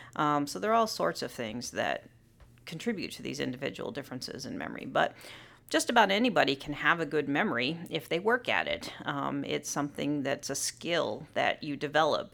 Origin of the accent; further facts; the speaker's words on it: Southern California, United States; moved away as an adult; now in Illinois, United States; I grew up in Southern California, um, very close to Disneyland